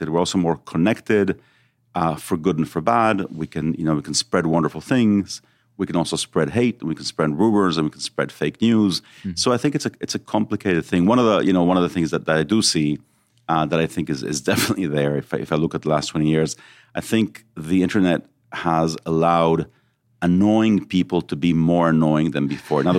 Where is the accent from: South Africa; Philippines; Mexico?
Mexico; also born or lived in Israel; So I was born in Israel. Then when I was seven, we we went to live in Mexico.